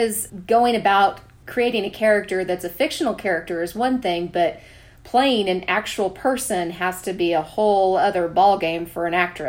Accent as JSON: {"language": "English", "town": "Junction City", "region": "Kansas", "country": "United States", "tie": "born or raised there", "said": "I grew up just outside of Junction City"}